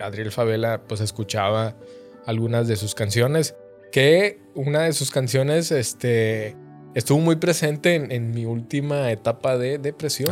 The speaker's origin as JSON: {"language": "Spanish", "region": "Coahuila", "country": "Mexico", "also_born_or_lived": "Saltillo, Mexico", "moved": "as an adult", "lives_now": "Monterrey, Mexico", "said": "yo vengo de un pueblito, de una ciudad muy chiquita del estado de Coahuila"}